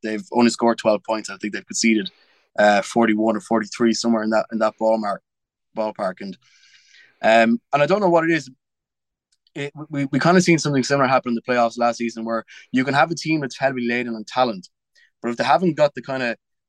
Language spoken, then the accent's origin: English; New York, United States; born there; also born or lived in Massachusetts; I was born in New York. My dad's a Jets fan, but I lived in America for a little while, and I lived in Massachusetts.